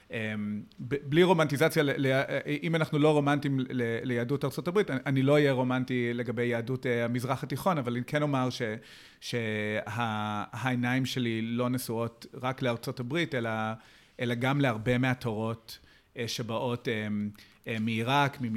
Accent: United States; now in Israel; אז כידוע לך, גם אני, גם אני בא מאמריקה

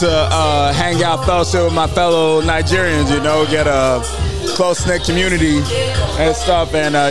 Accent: Oklahoma, United States; moved away as an adult; now in Chicago, United States; I'm from Oklahoma.

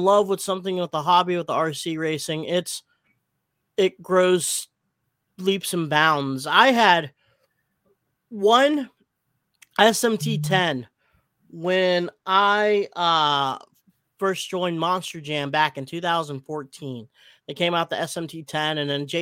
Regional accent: Philippines; I'm Filipino

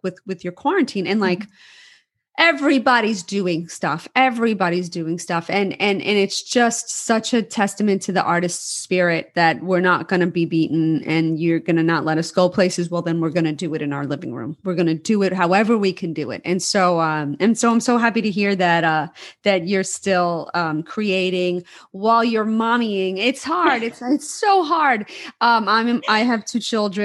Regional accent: New York City, New York, United States; growing up in New York City, we would go out dancing till 4 in the morning

